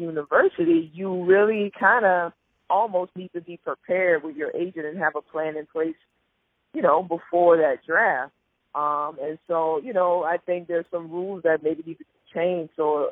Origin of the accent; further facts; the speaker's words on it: New Orleans, Louisiana, United States; moved away as an adult; now in Italy; I'm born and raised in New Orleans